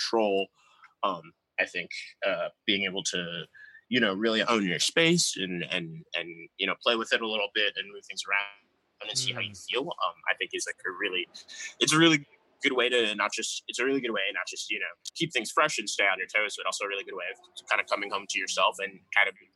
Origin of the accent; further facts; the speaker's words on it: New York, United States; moved away; also born or lived in Detroit; I grew up in New York